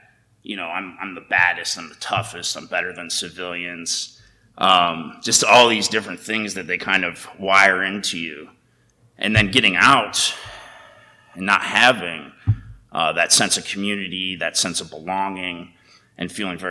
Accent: United States; growing up in America

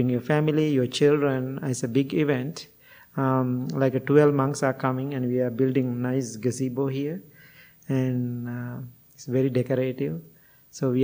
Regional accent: Kandy, Central Province, Sri Lanka; moved away; in my area where I was born in Kandy

